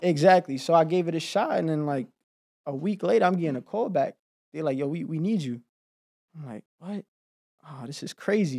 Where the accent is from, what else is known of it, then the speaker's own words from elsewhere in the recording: New York City, New York, United States; moved away as an adult; I grew up in Harlem